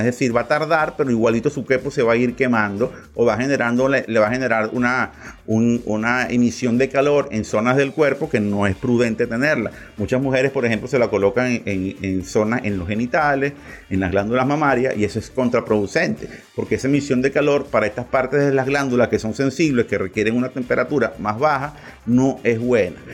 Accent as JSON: {"language": "Spanish", "country": "Venezuela", "said": "en nuestro territorio"}